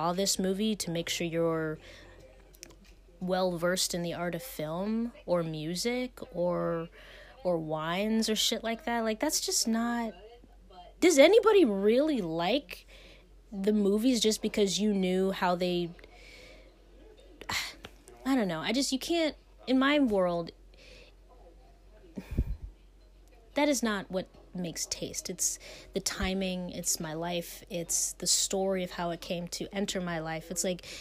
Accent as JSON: {"language": "English", "region": "Ohio", "country": "United States", "moved": "as an adult", "lives_now": "Pennsylvania, United States", "said": "I'm from Ohio, where I have a driver's license"}